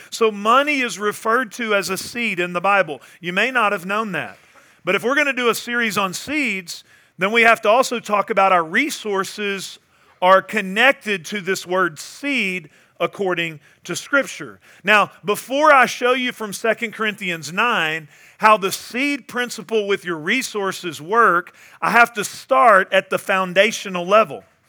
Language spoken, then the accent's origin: English; Northeast Texas, United States; moved away; I went back home to my hometown. I grew up in Northeast Texas.